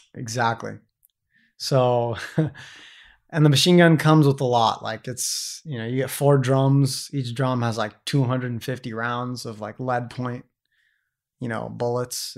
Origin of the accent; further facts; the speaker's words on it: San Diego, California, United States; moved away as an adult; I'm this American kid from San Diego, California